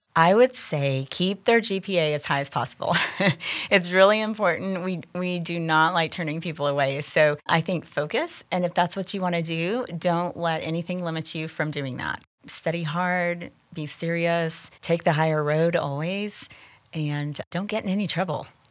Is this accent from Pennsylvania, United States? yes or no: no; Amarillo, Texas, United States; I grew up here in the Texas Panhandle